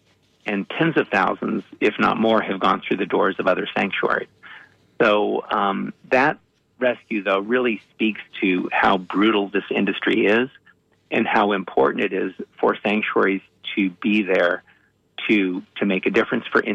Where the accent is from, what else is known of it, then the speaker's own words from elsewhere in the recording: Los Angeles, California, United States; I grew up in the Hollywood Hills, and there were wild animals